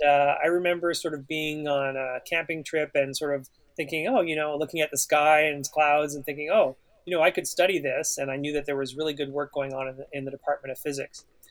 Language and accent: English; Ottawa, Ontario, Canada; as a student in Ontario, uh, in, growing up in Ottawa